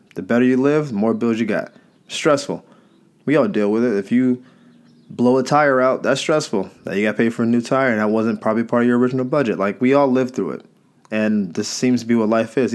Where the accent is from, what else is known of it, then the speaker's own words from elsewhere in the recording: the South, United States; I'm from the South